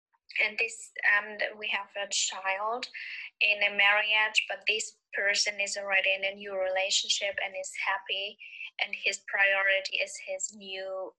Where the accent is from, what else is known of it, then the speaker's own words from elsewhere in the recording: Germany; I'm from Germany